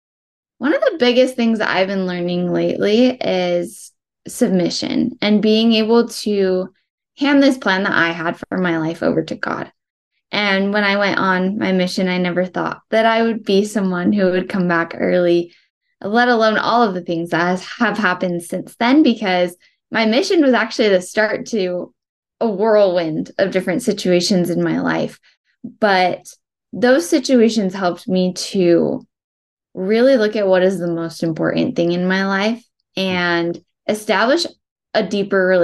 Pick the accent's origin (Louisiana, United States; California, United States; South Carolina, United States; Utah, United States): Utah, United States; Spanish Fork; I was born and raised in Spanish Fork, Utah